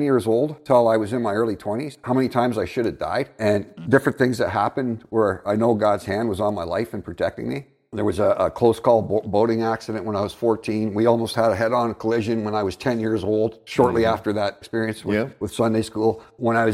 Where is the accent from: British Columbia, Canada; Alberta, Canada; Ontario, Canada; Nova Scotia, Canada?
Ontario, Canada; London; I grew up in the Westmount area of London